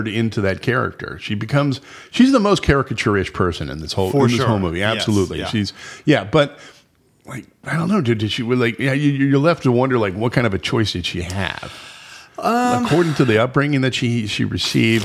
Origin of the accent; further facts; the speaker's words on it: San Jose, California, United States; I grew up in San Jose.